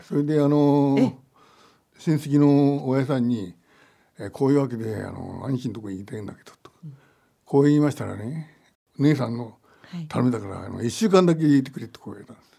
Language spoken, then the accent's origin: Japanese; Niigata, Japan; accent: Niigata dialect; moved away as an adult; now in Takasaki, Japan; 私も新潟弁ですから